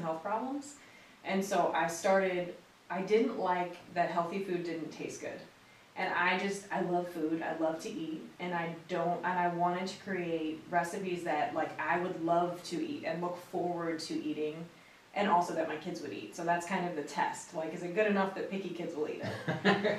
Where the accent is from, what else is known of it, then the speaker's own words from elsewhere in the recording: Crown Point, Indiana, United States; moved away as an adult; now in Lynchburg, United States; right outside of Chicago, Crown Point, Indiana is my hometown.